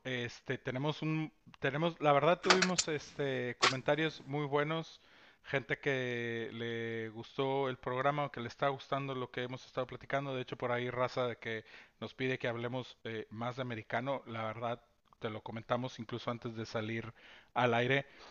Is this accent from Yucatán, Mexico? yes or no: no; Tampico, Tamaulipas, Mexico; now in Monterrey, Mexico; Omar y yo somos más este, adoptados, regios, regios adoptados. Somos de Tampico, Tamaulipas, los dos